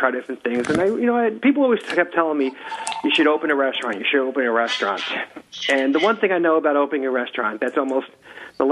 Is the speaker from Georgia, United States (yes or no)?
no; Long Island, New York, United States; accent: Long Island; I grew up in the suburbs of Long Island as a typical, American Long Island kid